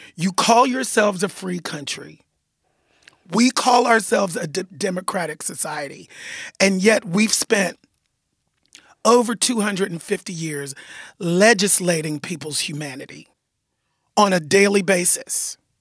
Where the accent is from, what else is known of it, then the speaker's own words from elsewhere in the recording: United States; also born or lived in Los Angeles; I'm American